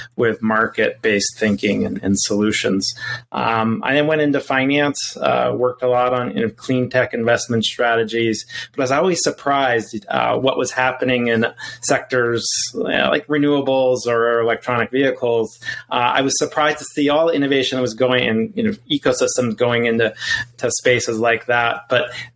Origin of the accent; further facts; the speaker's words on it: Montana, United States; moved away; also born or lived in Colorado; I had the fortune of growing up in Montana